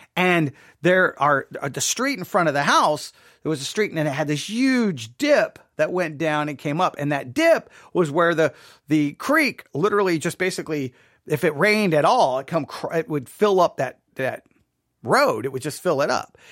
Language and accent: English; Buffalo Gap, Texas, United States; growing up in Buffalo Gap